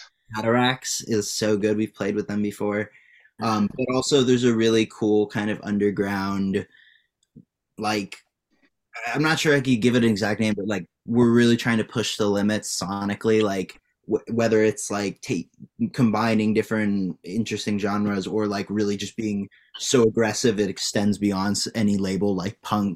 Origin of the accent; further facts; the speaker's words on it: greater Cincinnati, Ohio, United States; we're not technically from Cincinnati. We're from, like, greater Cincinnati. We're outside of the city. In, like, kind of, like, Ohio. Like, the way that Southern Ohio is, it, like, you drop suburbs in the middle of the woods.